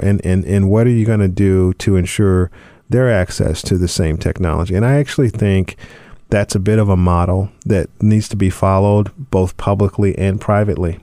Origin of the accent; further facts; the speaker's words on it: Charlotte, North Carolina, United States; growing up in Charlotte